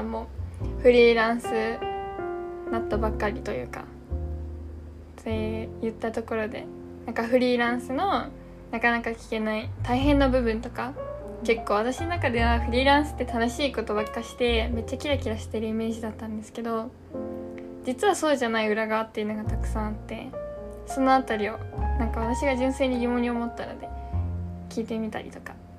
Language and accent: Japanese; Kakegawa, Shizuoka, Japan; 地元静岡の掛川なんですけど